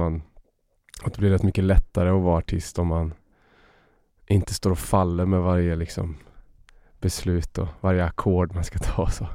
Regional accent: Uddevalla, Västra Götaland, Sweden; jag växte upp i Bohuslän

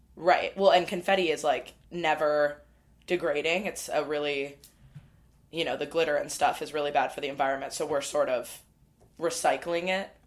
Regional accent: Midwest, United States; I'm a Midwesterner as well

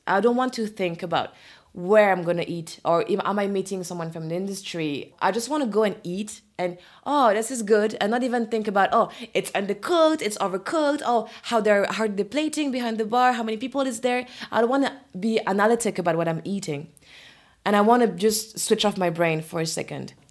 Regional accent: Orléans, Centre-Val de Loire, France; English is a second language; moved away as an adult; now in Paris, France; I grew up in Orléans

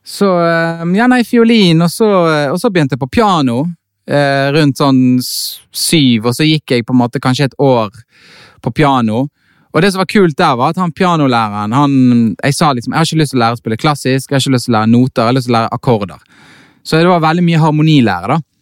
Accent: Bergen, Vestland, Norway; jeg er født i Bergen

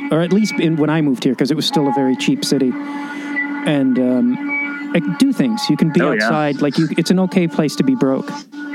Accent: Chicago, Illinois, United States; moved away as an adult; also born or lived in New York; now in California, United States; I left Chicago. I grew up in Chicago

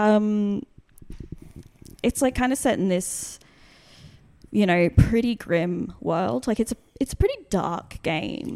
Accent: Brisbane, Queensland, Australia; my seventh birthday, the first birthday I had, I had in, uh, Brisbane

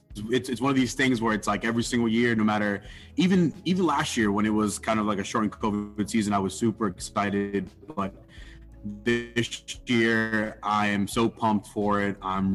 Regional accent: New York City, New York, United States; now in Massachusetts, United States; So, when I was living in New York, I was born in Harlem, New York, and I could essentially see Yankee Stadium from my bedroom.

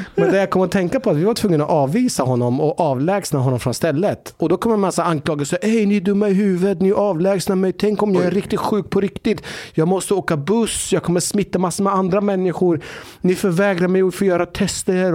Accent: Norrköping, Östergötland, Sweden; moved away; hemma i Norrköping

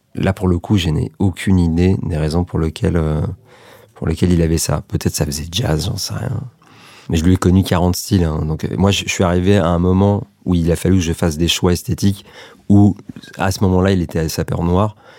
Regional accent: France; also born or lived in Serbia; j'ai grandi à, moitié en France, à moitié en Serbie, euh, parce qu'on y allait beaucoup avec ma mère, parce qu'elle vient de là-bas

